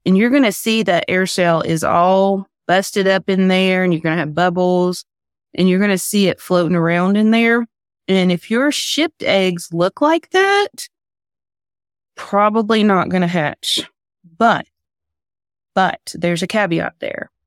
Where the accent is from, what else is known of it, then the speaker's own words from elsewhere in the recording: Tennessee, United States; I'm from Tennessee